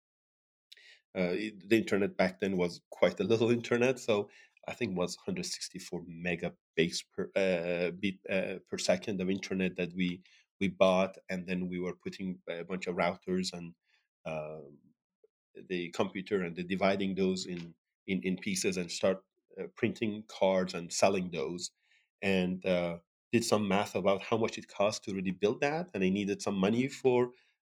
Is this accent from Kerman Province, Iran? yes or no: yes; Sirjan, Kerman Province, Iran; moved away as an adult; also born or lived in Tehran, Iran; now in United States; I was born in Iran and as you mentioned, in south of Iran, a city called Sirjan. And I got my high school diploma there.